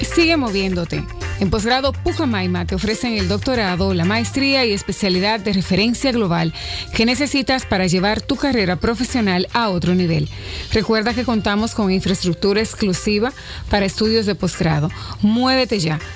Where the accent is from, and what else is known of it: Dominican Republic